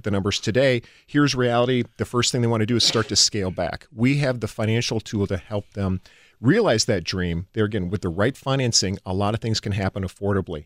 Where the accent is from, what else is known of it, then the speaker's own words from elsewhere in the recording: Chippewa Falls, Wisconsin, United States; moved away as an adult; also born or lived in California; I grew up in Chippewa Falls, Wisconsin